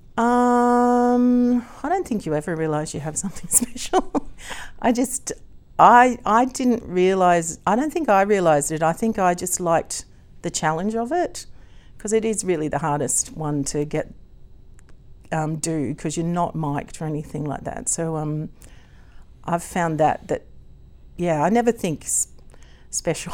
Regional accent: Gympie, Queensland, Australia; accent: Aussie; also born or lived in United Kingdom; I was born in Gimpy

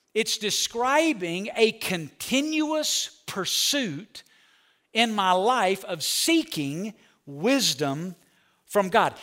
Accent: Alabama, United States; I'm from Alabama. When you grow up in Alabama

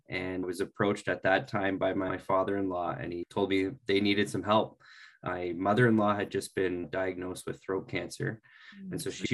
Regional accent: Orangeville, Ontario, Canada; I'm from Orangeville, Ontario.

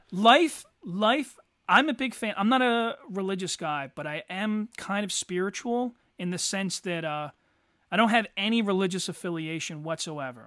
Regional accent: Eddystone, Pennsylvania, United States; also born or lived in Norwood, Pennsylvania; I always associate Eddie Stone as my childhood

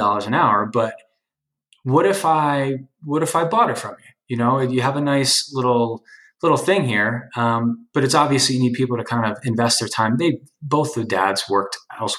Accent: New Jersey, United States; also born or lived in Hoboken, New Jersey; my hometown in New Jersey

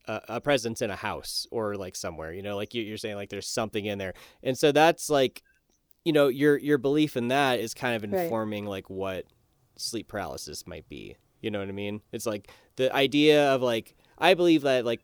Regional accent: United States; I'm American

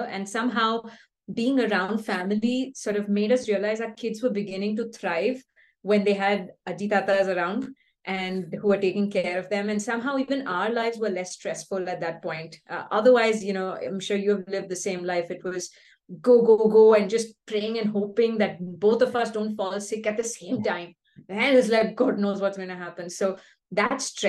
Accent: Bangalore, Karnataka, India; moved away as an adult; also born or lived in California; we're both from Bangalore. We're born and brought up here

